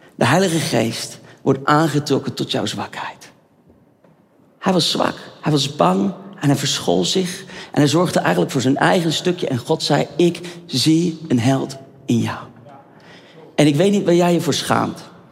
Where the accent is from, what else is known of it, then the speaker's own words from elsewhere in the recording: Netherlands; ik ben een echte Hollander